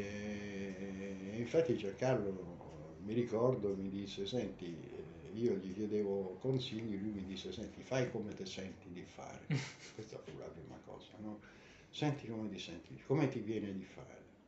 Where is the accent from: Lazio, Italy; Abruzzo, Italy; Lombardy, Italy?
Lazio, Italy; Rome; also born or lived in New York; approdato a Roma eh, non me la sentii di restare nella città, che poi è la mia città natale